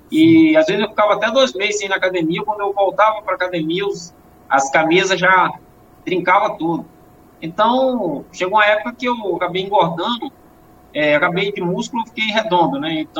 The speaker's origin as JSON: {"language": "Portuguese", "region": "Bahia", "country": "Brazil", "said": "eu vim do interior da Bahia, e lá no interior era, é um lugar que."}